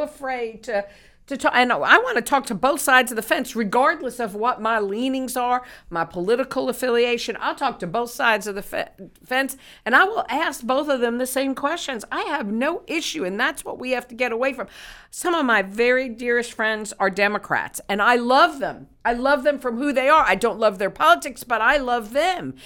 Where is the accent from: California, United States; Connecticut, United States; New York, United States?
New York, United States; moved away; growing up in New York, being close to Madison Square Garden